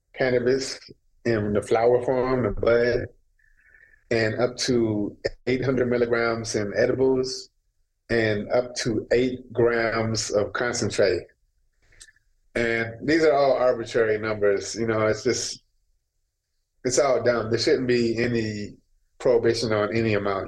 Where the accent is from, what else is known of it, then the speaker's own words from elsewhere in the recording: Minneapolis, Minnesota, United States; I'm from North Minneapolis.